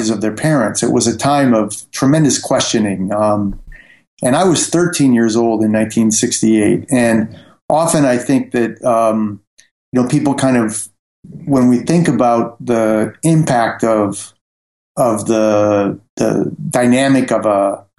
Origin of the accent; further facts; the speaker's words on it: Fort Wayne, Indiana, United States; moved away as an adult; also born or lived in New York; now in Paris, France; I grew up in the Midwest in a mid-sized industrial city called Fort Wayne, Indiana.